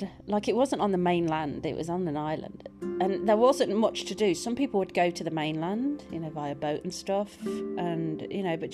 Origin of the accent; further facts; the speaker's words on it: Birmingham, West Midlands, United Kingdom; accent: Birmingham twang; moved away; I used to live in Birmingham. I did. You might hear the twang in my accent. Sometimes there's a little twang.